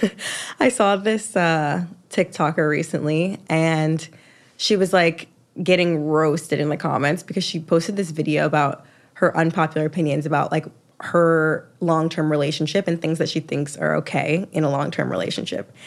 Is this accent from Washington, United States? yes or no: no; Atlanta, Georgia, United States; I'm from Atlanta.